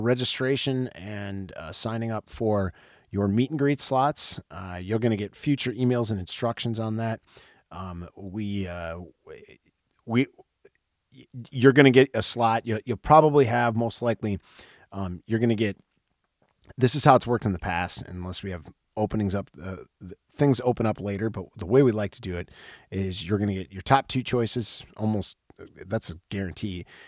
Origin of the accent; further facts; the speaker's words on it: Wisconsin, United States; I am from Wisconsin